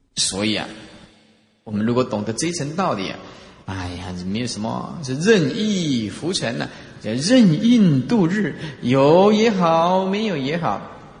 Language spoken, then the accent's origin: Chinese; Taiwan; 我们台湾话